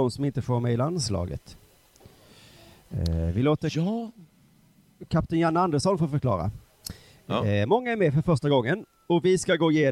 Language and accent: Swedish; Halmstad, Halland County, Sweden; jag växte upp utanför Halmstad.